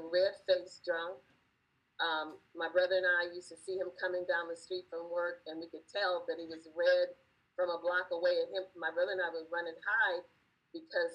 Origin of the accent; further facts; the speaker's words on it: Los Angeles, California, United States; moved away; also born or lived in Gulf Coast / East Coast; Growing up in Los Angeles, in the time of Sunset Strip and Hollywood and Vine